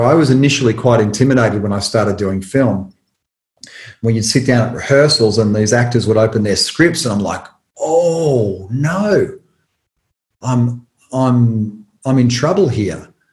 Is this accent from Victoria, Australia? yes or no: yes; Tullamarine, Victoria, Australia; where I grew up in Tullamarine, there was a drive-in cinema